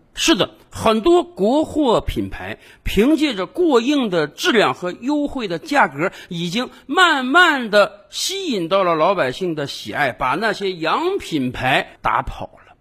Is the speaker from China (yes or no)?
yes; China